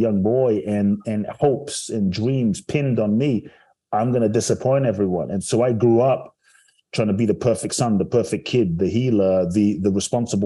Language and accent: English; London, United Kingdom; also born or lived in Ghana; now in United States; I grew up in London and live in the US now